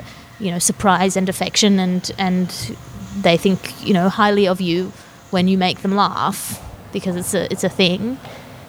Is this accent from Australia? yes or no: yes; Australia; accent: Australian; also born or lived in Cambridge; I have an Australian accent.